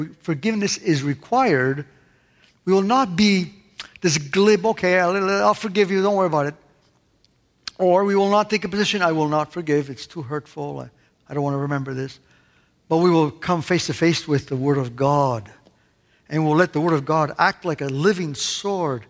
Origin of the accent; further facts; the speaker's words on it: Canada; moved away; also born or lived in Italy; growing up in Canada